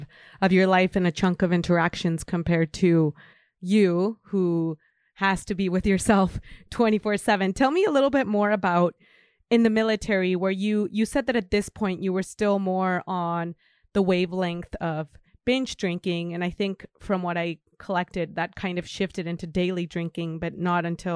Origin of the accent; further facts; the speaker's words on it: Mexico; now in United States; I'm from Mexico.